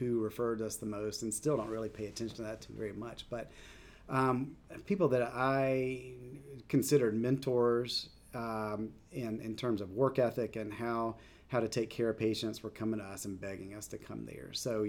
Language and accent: English; Southeast, United States; And growing up in the South, growing up in the Southeast, I knew nothing about it.